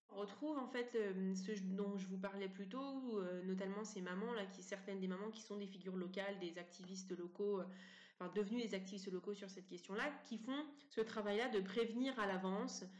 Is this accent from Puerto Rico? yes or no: no; Montivilliers, Normandy, France; je suis née euh, en France, euh, à Montivilliers, en 1988.